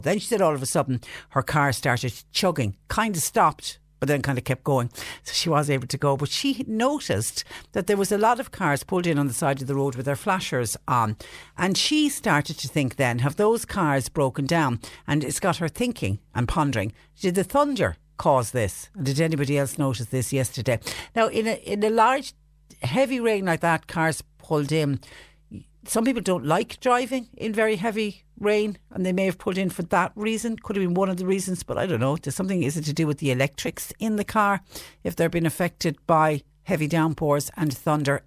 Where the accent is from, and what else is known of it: Ireland